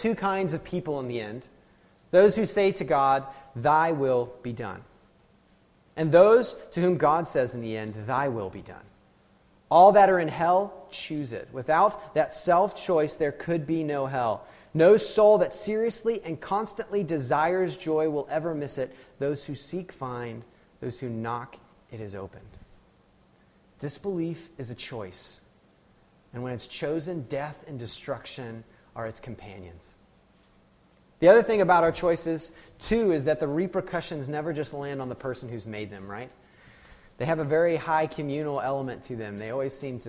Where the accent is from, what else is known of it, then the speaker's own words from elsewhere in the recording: United States; I'm an American, you know, I'm married an American.